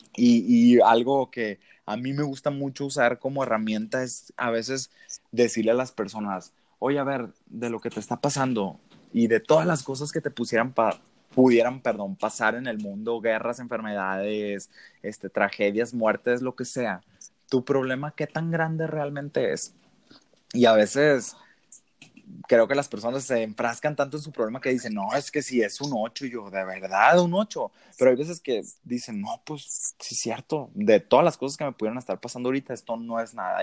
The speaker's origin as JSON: {"language": "Spanish", "town": "Ciudad Obregón", "region": "Sonora", "country": "Mexico", "tie": "born or raised there", "also_born_or_lived": "Hermosillo", "accent": "norteño", "said": "yo soy originario de Sonora, eh, de Obregón, para ser más exacto, Ciudad de Obregón"}